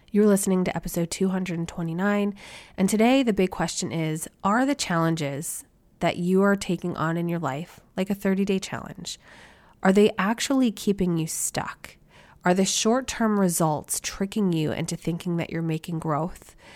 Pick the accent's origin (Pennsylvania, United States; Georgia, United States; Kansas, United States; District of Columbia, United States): Pennsylvania, United States; Philadelphia; born and bred a Phillies fan growing up in the Philadelphia area.